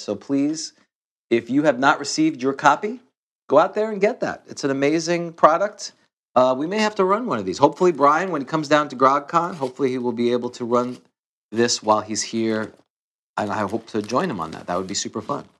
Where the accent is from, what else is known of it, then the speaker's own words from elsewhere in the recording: New York City, New York, United States; I grew up in Queens